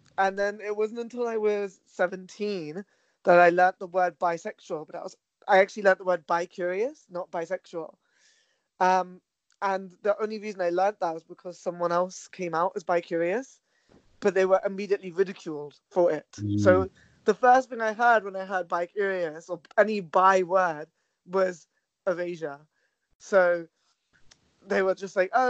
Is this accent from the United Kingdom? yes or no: yes; London, United Kingdom; also born or lived in Uxbridge; I was born and raised in Southall in West London